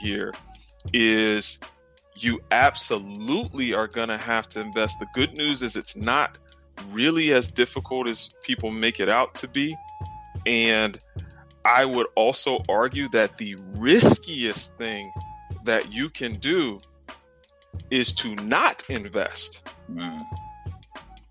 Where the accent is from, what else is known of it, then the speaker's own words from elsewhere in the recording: South Carolina, United States; I'm actually from the South. I'm from South Carolina. Grew up, got two siblings